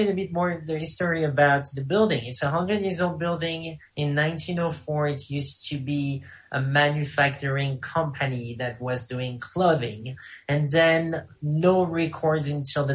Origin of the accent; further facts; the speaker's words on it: France; accent: French; English is a second language; moved away; with my French accent